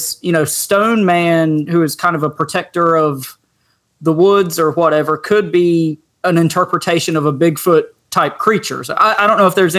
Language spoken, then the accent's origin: English; North Carolina, United States; also born or lived in Raleigh; I'm from North Carolina, have been in the Raleigh area for several years